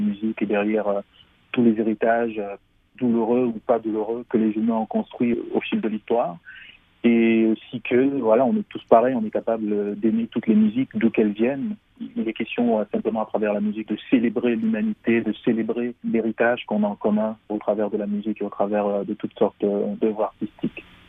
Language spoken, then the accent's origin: French; Cameroon; je viens du Cameroun